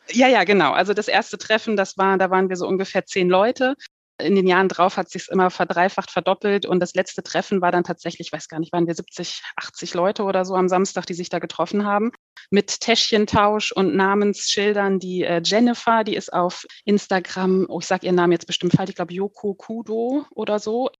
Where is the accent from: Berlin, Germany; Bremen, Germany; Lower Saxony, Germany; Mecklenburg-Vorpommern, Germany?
Lower Saxony, Germany; Hanover; moved away as an adult; now in Heidelberg-Mannheim area, Germany; Ich komme ursprünglich aus, aus dem Norden, aus Hannover